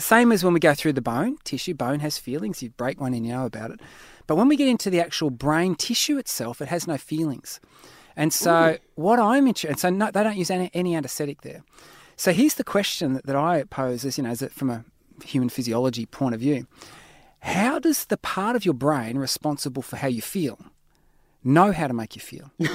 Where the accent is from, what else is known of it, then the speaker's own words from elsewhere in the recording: Australia; I'm an Aussie